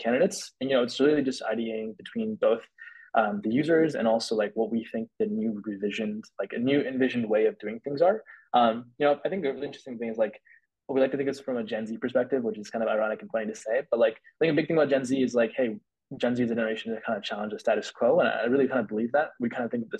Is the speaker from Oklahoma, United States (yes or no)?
no; Bay Area, California, United States; growing up in the Bay Area